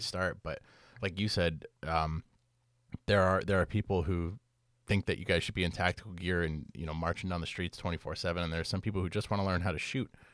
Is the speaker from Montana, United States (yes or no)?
no; Connecticut, United States; growing up in Connecticut and, like, white suburban Connecticut